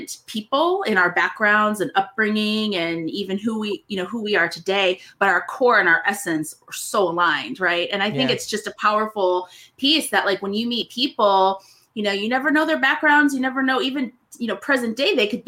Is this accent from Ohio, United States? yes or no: yes; Cleveland, Ohio, United States; moved away as an adult; also born or lived in Toledo, Ohio; now in Arizona, United States; I grew up in Northern Ohio. I lived in Cleveland growing up